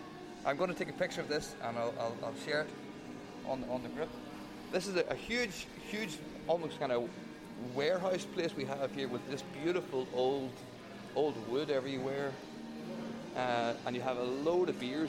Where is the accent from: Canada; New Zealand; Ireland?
Ireland; As an Irish person, I'd be very nervous.